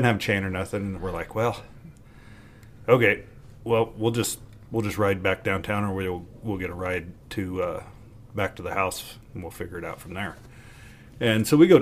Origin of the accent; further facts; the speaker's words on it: Morgan County, Colorado, United States; Growing up in Morgan County